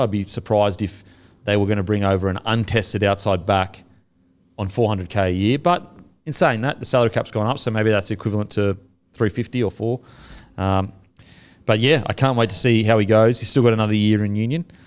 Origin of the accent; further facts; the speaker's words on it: Australia; as an Australian